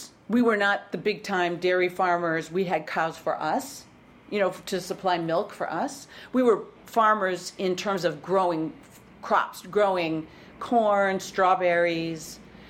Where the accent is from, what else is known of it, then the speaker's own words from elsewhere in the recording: Berlin, Wisconsin, United States; accent: Midwestern; now in New York, United States; So that's where I grew up, in the heart of Wisconsin. Wow. What town? It's a little town called Berlin. And before World War II, it was called Berlin.